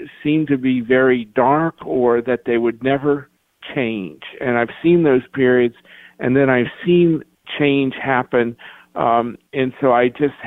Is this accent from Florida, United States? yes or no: no; Lexington, Kentucky, United States; my hometown in Lexington